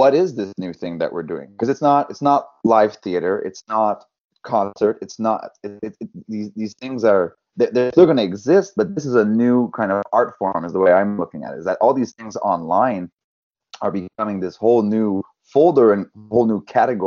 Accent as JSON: {"language": "English", "area": "West Brome", "region": "Quebec", "country": "Canada", "tie": "born or raised there", "accent": "thick French accent", "moved": "yes", "lives_now": "Montreal, Canada", "said": "my hometown"}